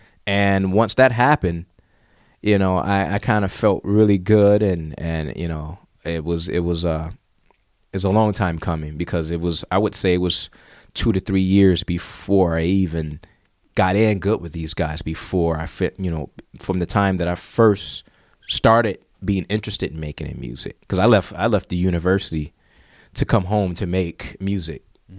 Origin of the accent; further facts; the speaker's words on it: Detroit, Michigan, United States; also born or lived in Europe; yeah, I'm from Detroit and my roots are still here. That's my inspiration.